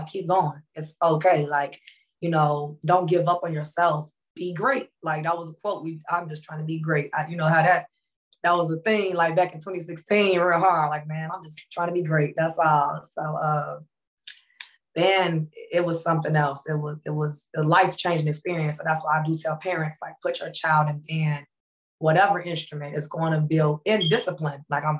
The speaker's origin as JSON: {"language": "English", "town": "Phoenix", "region": "Illinois", "country": "United States", "said": "I'm from Phoenix, Illinois."}